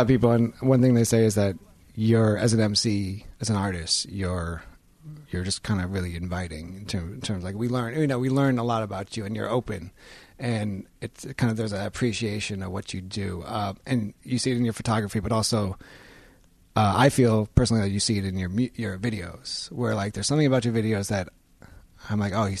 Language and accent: English; New York City, New York, United States; I'm from New York City.